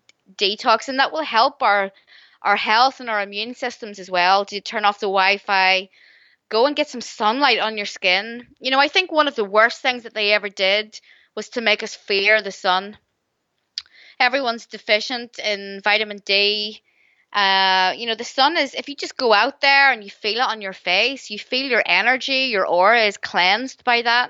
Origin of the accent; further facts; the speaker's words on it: Northern Ireland, United Kingdom; growing up in Northern Ireland during the 80s